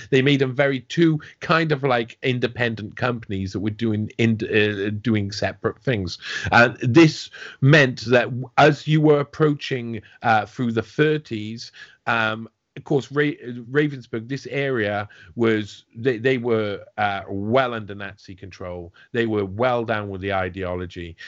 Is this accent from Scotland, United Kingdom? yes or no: no; South Wales, United Kingdom; I'm from South Wales